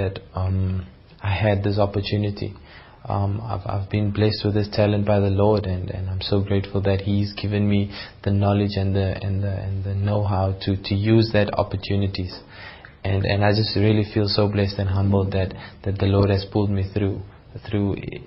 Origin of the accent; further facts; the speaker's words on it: South Africa; South African athletes